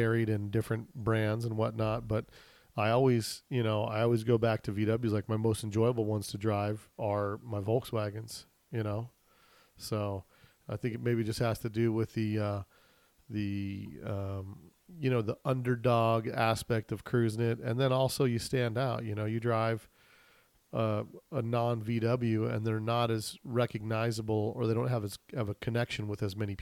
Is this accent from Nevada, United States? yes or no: yes; Las Vegas, Nevada, United States; I grew up in Vegas here